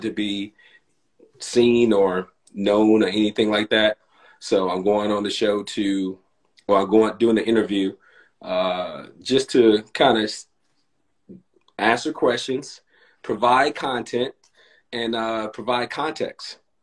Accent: Gary, Indiana, United States; accent: little Southern twang; I came I came from Gary, Indiana, which is in the Midwest

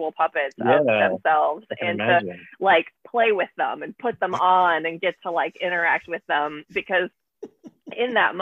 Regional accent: Mississippi, United States; I grew up in Mississippi

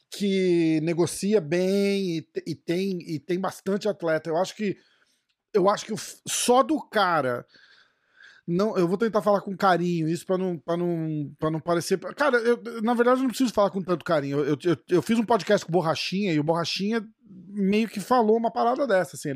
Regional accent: Brazil; E a minha, eu sou brasileiro, né?

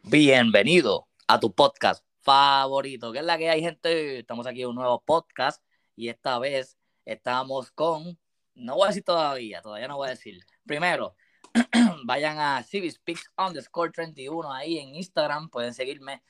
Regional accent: Puerto Rico; yo siendo puertorriqueño, viste, me crié con, Puerto, con reggaetón

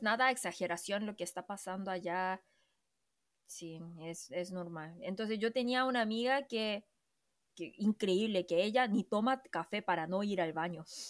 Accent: South Korea

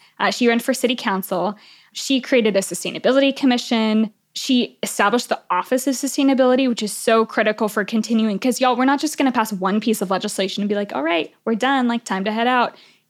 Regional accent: Houston, Texas, United States; where I grew up in Houston.

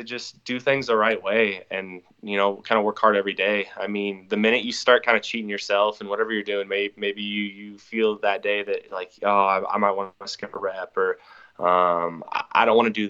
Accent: Beaverton, Oregon, United States; also born or lived in Sherwood; I'm from Beaverton.

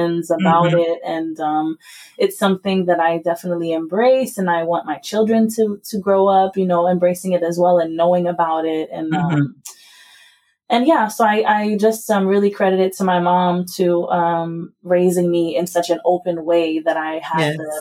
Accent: Haiti; now in United States; I was raised in Haiti by an American mother

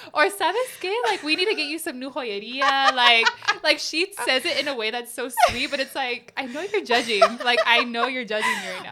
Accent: United States; I grew up in America, too.

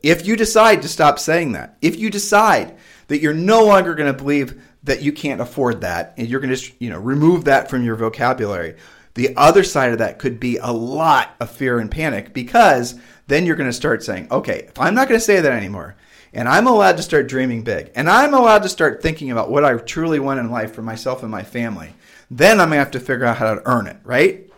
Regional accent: Ohio, United States; moved away as an adult; we grew up in Ohio, and then we've moved and, you know, traveled all over the country

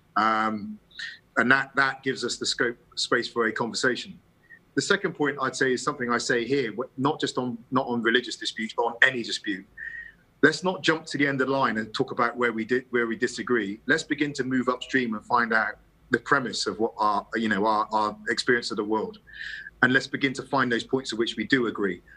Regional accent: England, United Kingdom; you see me as English

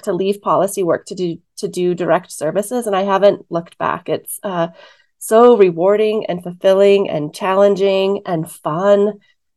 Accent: Wyoming, United States; I was born and raised in Wyoming.

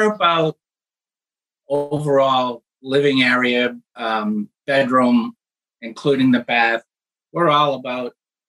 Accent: Maine, United States; moved away; also born or lived in Mobile, Alabama; we grew up in Maine

